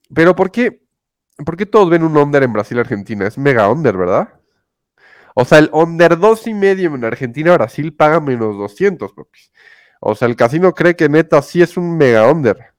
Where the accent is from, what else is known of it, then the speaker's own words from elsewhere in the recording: Mexico; Somos mexicanos